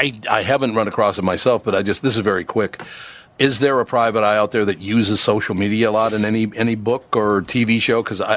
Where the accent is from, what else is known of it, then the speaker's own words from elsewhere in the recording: Minnesota, United States; I was born in Minnesota, grew up in Minnesota, and I do remember reading those books as a kid